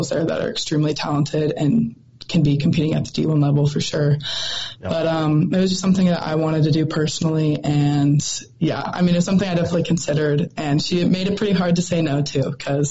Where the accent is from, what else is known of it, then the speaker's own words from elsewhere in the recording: Montana, United States; I love the state of Montana and all my friends and family I have here. And love getting to rep my home state